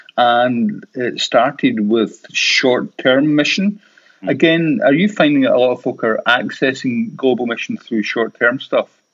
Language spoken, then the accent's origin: English; Paisley, Scotland, United Kingdom; I'm from the Glasgow area, I'm from Paisley